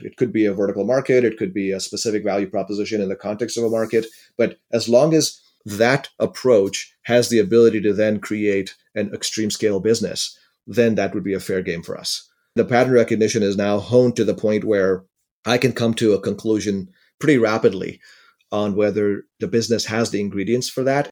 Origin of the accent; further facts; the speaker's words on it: India; now in United States; I grew up in India in a relatively poor family, And I had the good fortune of being able to come to the United States